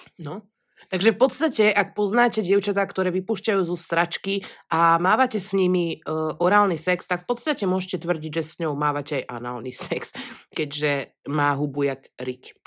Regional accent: Pezinok, Bratislava Region, Slovakia; accent: hard (tvrdo) speech; ja teda pochádzam z Pezinka, kde sa od malička proste vyprávalo, alebo hovorilo celkom tvrdo

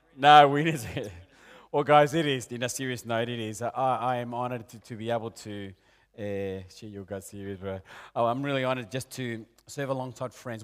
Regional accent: Peru; moved away; also born or lived in Argentina; I'm originally from Peru

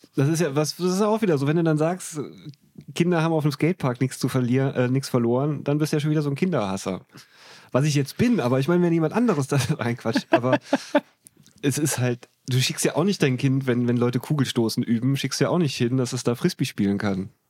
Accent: Trier, Rhineland-Palatinate, Germany; ich habe in, in meiner Heimatstadt in Trier, habe ich alle gekannt

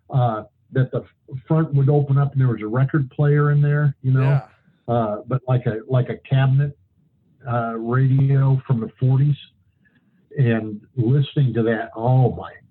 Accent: Kalispell, Montana, United States; Well, it was interesting. That was, uh, uh, it was a small town at that time. It was like uh, 7,500 people, I think.

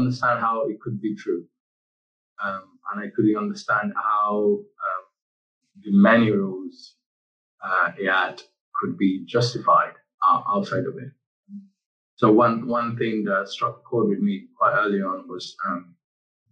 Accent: Italy; moved away as an adult; also born or lived in Nigeria; now in England; I was born in Nigeria, grew up in Italy, but I've been in England for over a decade now

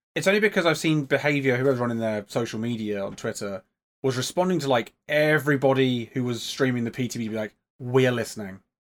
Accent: England, United Kingdom; I'm from England.

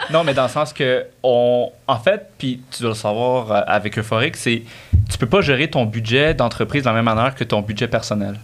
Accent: Quebec, Canada; j'ai grandi sur le Québec

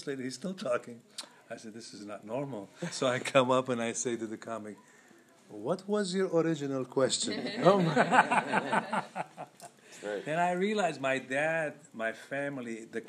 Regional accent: Lebanon; moved away; I'm from Lebanon

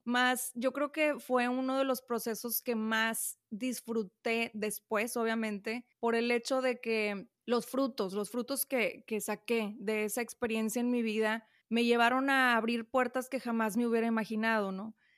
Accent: Monterrey, Nuevo León, Mexico; Aquí en Monterrey, yo soy de Monterrey

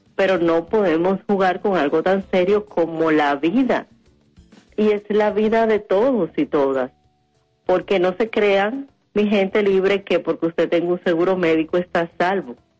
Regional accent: Dominican Republic; nosotros las dominicanas y los dominicanos

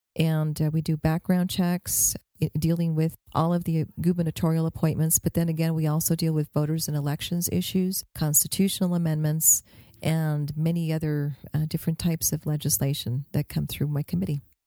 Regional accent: Albuquerque, New Mexico, United States; I'm from Albuquerque

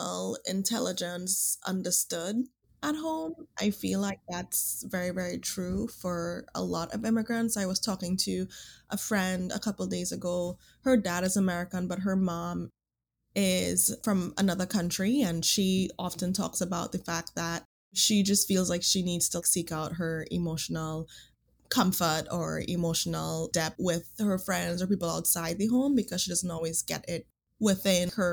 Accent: Trinidad & Tobago; also born or lived in Boston; now in San Francisco, United States; I grew up in Trinidad. I am an immigrant to the States

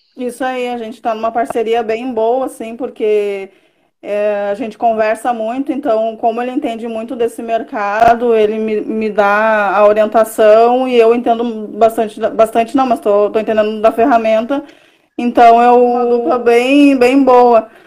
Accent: Caçapava do Sul, Rio Grande do Sul, Brazil; moved away as an adult; now in Porto Alegre, Brazil; Eu sou do, do interior do Rio Grande do Sul, né? De, nascida em Caçapava do Sul, mas atualmente eu moro em Porto Alegre.

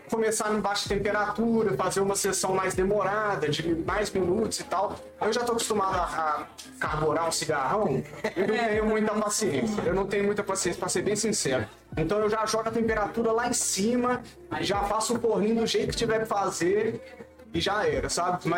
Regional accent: Santos, São Paulo, Brazil; now in Belo Horizonte, Brazil; estou em BH há dois anos, sou de Santos. nasci daqui, morei em Santos a vida inteira.

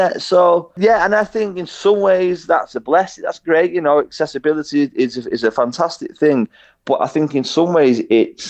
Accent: Warrington, North West England, United Kingdom; also born or lived in Liverpool / Manchester; And then my mum and dad moved out of Liverpool into Warrington

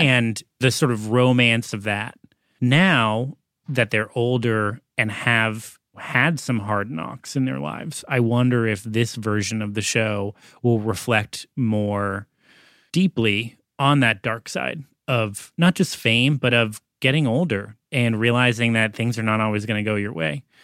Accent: Massachusetts, United States; moved away; also born or lived in Los Angeles; Growing up in Massachusetts, even though I was in college in L A at the time

